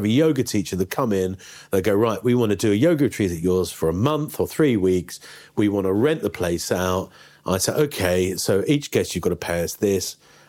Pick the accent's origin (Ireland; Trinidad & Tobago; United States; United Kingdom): United Kingdom; London; moved away as an adult; now in India; I'm from London.